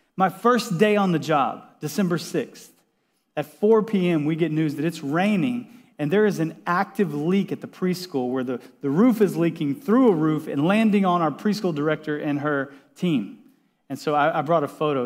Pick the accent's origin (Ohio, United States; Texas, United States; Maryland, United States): Texas, United States; also born or lived in Washington State; now in San Diego, United States; I grew up in Texas